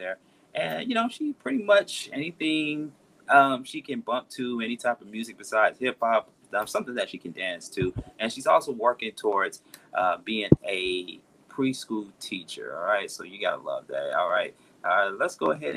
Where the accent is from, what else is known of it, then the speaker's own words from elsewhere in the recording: Atlanta, Georgia, United States; the ATL, of course, my hometown